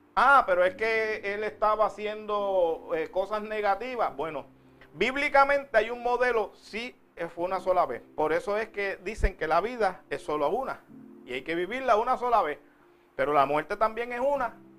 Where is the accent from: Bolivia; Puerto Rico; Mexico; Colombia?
Puerto Rico; now in United States; Si fuera en Puerto Rico, de donde yo vengo